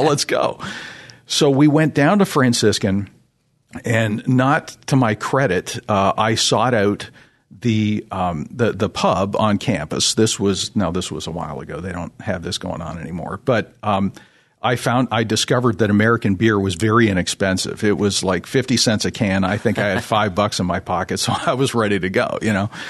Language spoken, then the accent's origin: English; Toronto, Ontario, Canada; I'm originally from the Toronto, Canada area.